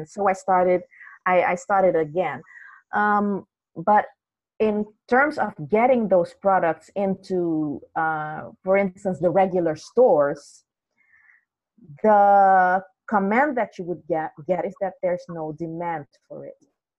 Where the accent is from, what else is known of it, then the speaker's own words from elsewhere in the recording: Suriname; Originally, I'm from Suriname